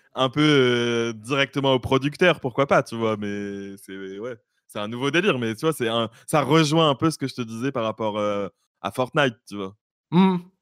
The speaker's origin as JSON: {"language": "French", "town": "Bordeaux", "region": "Nouvelle-Aquitaine", "country": "France", "said": "je suis de Bordeaux"}